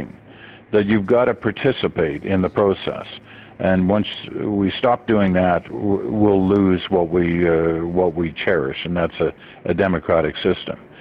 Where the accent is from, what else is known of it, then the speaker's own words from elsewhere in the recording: Canada; also born or lived in England / Malaya; I was born in England. The first couple of years were spent in England. Then we moved to Malaya in Southeast Asia before coming to Canada.